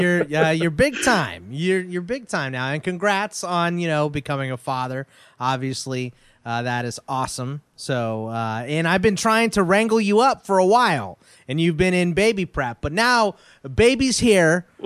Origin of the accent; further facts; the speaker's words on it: Houston, Texas, United States; moved away; I'm originally from Houston.